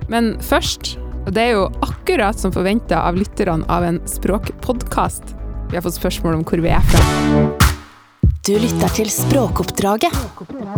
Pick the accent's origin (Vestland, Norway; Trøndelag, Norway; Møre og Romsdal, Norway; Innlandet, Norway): Trøndelag, Norway; Orkanger; accent: Northern Norwegian; also born or lived in Bodø; For jeg flytta jo fra Bodø til Orkanger, altså fra Nordland til Sør-Trøndelag, da jeg var fire år.